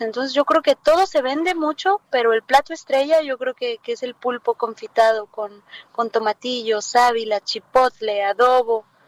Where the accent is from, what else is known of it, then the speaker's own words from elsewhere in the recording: Acapulco, Guerrero, Mexico; moved away as an adult; now in France; yo vengo de Acapulco